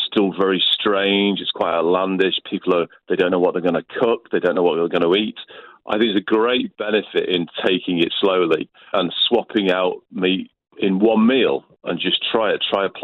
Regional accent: Liverpool, North West England, United Kingdom; moved away as an adult; I grew up in Liverpool, and my nan was Irish

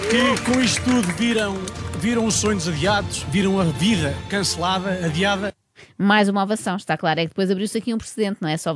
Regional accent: Azores, Portugal; also born or lived in Ukraine; uh, eu nasci na Ucrânia, eu cresci nos Açores, estudei em Barcelos e em Viena

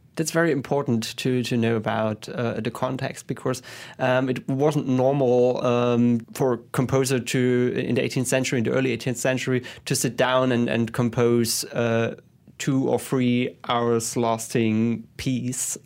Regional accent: Leipzig, Saxony, Germany; I was born in Leipzig and, uh, grew up there.

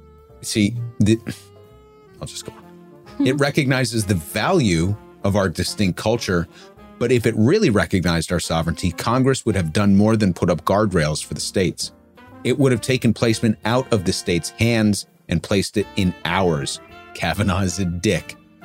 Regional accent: Ireland; Maybe it's because being Irish, I house within my bones a vestige of the historical trauma inflicted upon us by the British.

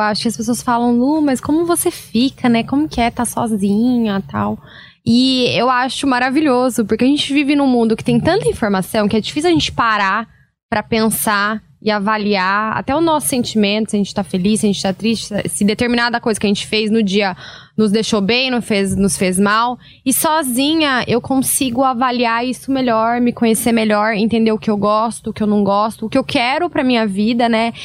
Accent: Londrina, Paraná, Brazil; moved away as an adult; now in São Paulo, Brazil; eu sou de Londrina, no Paraná. E vim para São Paulo sozinha, né? Ano passado.

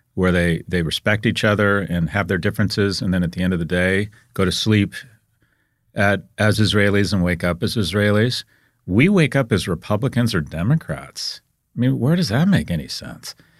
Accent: United States; I'm an American

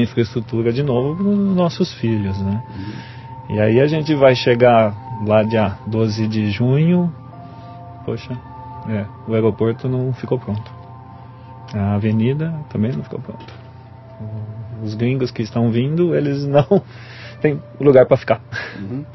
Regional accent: Brazil; como um bom brasileiro

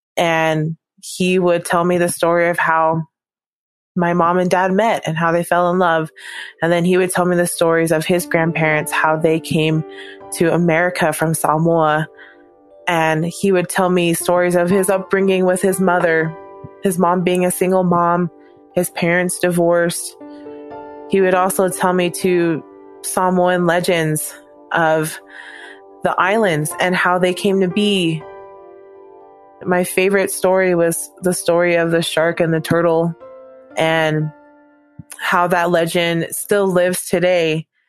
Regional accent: Hawaii, United States; moved away as an adult; also born or lived in Provo, Utah; growing up in Hawaii, I was around a lot of Japanese people

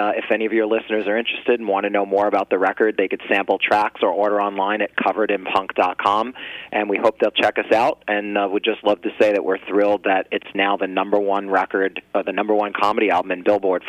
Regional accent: New Jersey, United States; I'm here based on the East Coast, so we're all originally from New Jersey

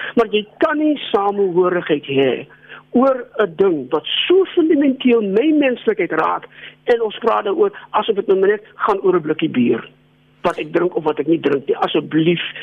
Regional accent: South Africa; vir my en miljoene swart Suid-Afrikaners soos ek

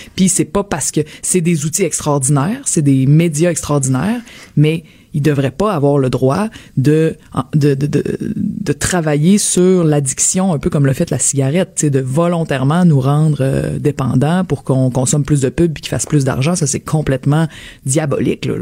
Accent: Quebec, Canada; accent: Québécois; also born or lived in London; j'ai un accent québécois en anglais

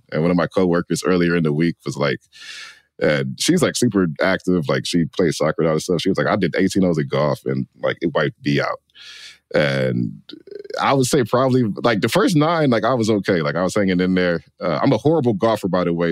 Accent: Detroit, Michigan, United States; growing up in Detroit, obviously the border city and it's very car dependent here.

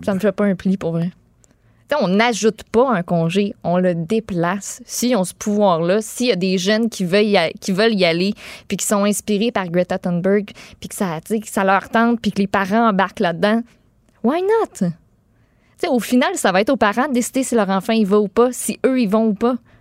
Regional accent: Quebec, Canada

